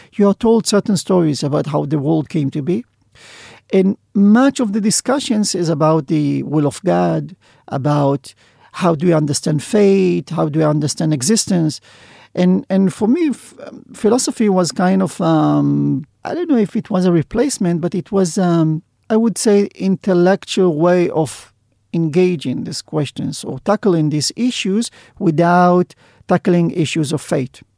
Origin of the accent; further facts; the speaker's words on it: Sderot, Southern District, Israel; I was born in Zdobot, which is a small town in the south of Israel